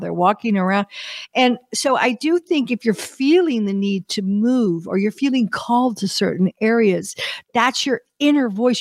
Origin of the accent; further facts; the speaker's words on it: United States; as an American